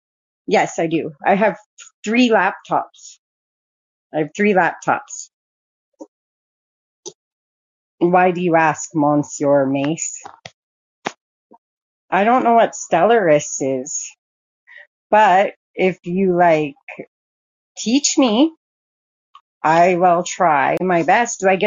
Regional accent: Canada; I'm from Canada

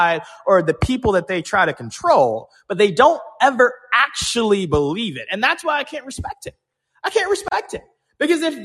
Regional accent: Georgia, United States; my home state of Georgia

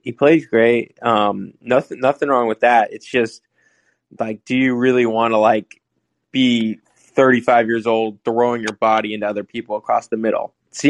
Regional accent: Los Angeles, California, United States; growing up in LA, we didn't have a team for almost my whole childhood

